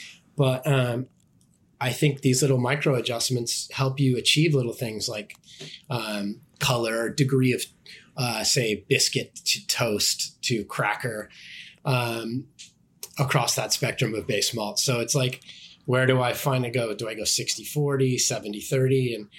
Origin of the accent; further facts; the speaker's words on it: West Coast, United States; And then I also blended a West Coast strain because I'm from the West Coast